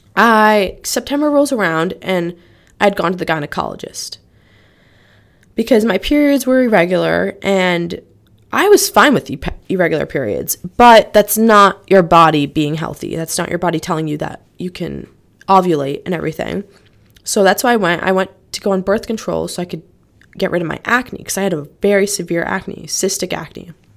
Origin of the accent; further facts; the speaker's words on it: Norwalk, Connecticut, United States; I'm from Norwalk, Connecticut.